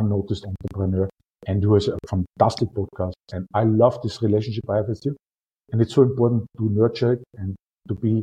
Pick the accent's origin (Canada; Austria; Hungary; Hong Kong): Austria; accent: Austrian; my Austrian accent